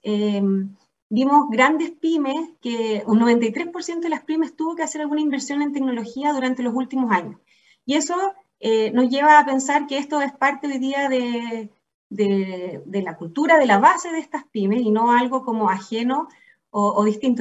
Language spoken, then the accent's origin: Spanish; Chile; also born or lived in England; soy chilena y he tenido la fortuna de vivir casi toda mi vida acá en Chile